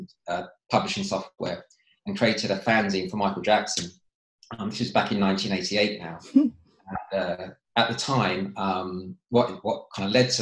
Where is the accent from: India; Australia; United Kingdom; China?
United Kingdom; Bracknell, South East England; also born or lived in Reading; We grew up in Bracknell and went to school, then we went to Reading after that.